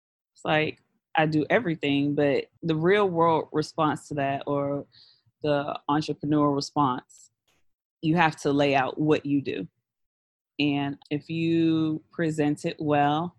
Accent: New York City, New York, United States; growing up in Brooklyn around all these black kids

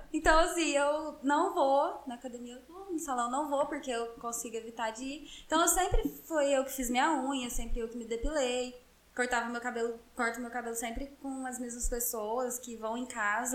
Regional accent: Passos, Minas Gerais, Brazil; moved away; eu sou de Passos, e lá é uma cidade de 100 mil habitantes, interior de Minas Gerais

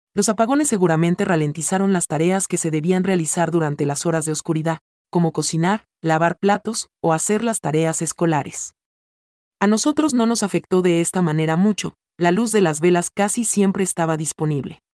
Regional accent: Dominican Republic; moved away; also born or lived in Florida / Texas / Georgia / Alabama; cuando era niño en la República Dominicana, sufrí cortes de energía eléctrica con bastante frecuencia

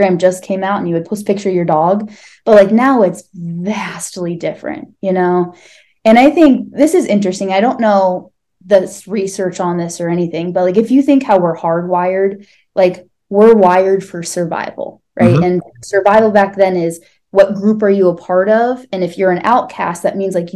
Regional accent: Northeast Ohio, United States; I grew up in suburbs, Northeast Ohio

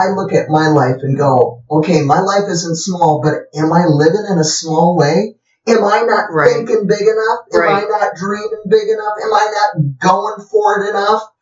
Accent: South Dakota, United States; Growing up in South Dakota. up in South Dakota, where we had lots of fields and we went running all

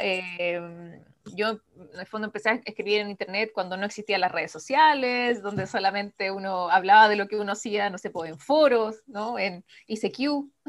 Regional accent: Chile; sigo siendo la chilena más joven en firmar un contrato de edición internacional

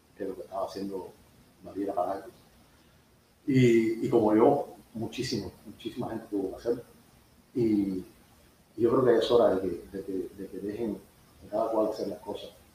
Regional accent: Cuba; moved away as an adult; also born or lived in Seville, Spain; now in United States; yo creo que los cubanos siempre fuimos

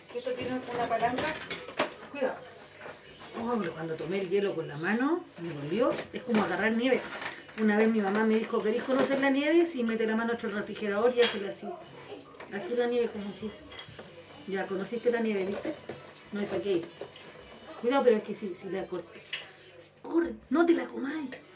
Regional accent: Chile; nosotros, que somos chilenos

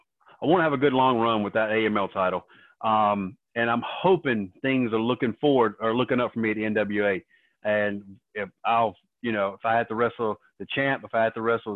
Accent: Raleigh, North Carolina, United States; I grew up on the east side of Raleigh.

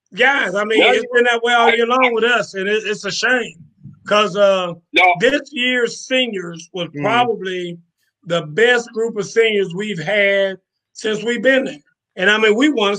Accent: Valdosta, Georgia, United States; born and raised in Valdosta, Georgia

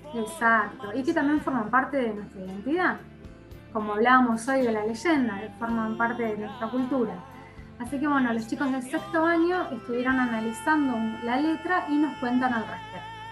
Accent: Rioplatense, Río de la Plata, Argentina; nos representa como argentinos y rioplatenses

